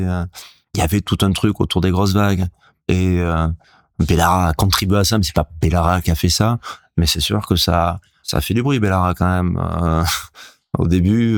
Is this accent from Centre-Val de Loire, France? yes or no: no; Hendaye, Nouvelle-Aquitaine, France; j'ai grandi en Daille. Mes grands-parents, ma mère étaient de Cibourg